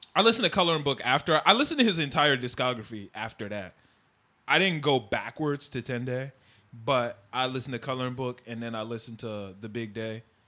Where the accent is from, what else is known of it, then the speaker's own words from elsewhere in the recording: Oak Park, Illinois, United States; we're from Oak Park